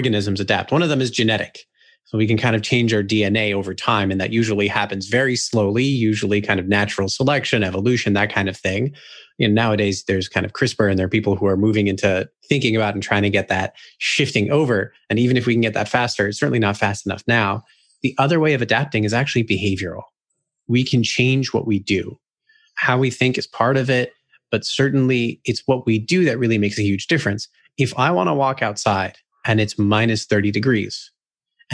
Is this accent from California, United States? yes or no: yes; California, United States; moved away as an adult; also born or lived in New York; I'm originally from California. And when I moved to New York